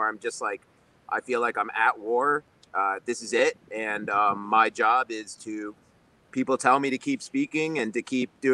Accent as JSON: {"language": "English", "region": "New York", "country": "United States", "tie": "born or raised there", "said": "growing up in New York"}